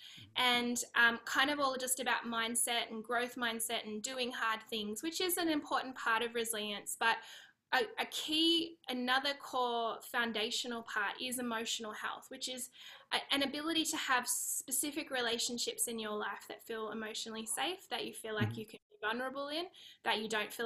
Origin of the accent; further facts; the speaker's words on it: Australia; accent: Aussie; moved away as an adult; now in California, United States; I'm Australian. I live in California